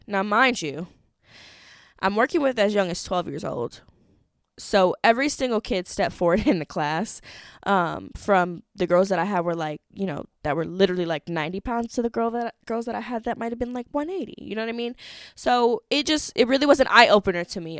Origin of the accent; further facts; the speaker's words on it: Madison, Wisconsin, United States; I grew up in Wisconsin